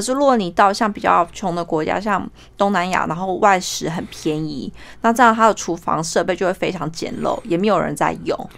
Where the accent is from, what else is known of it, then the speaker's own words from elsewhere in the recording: New Zealand; also born or lived in Taipei, Taiwan; now in Australia; 我是台北人，然后我七岁的时候移民到纽西兰，我目前人住在澳洲，职业是验光师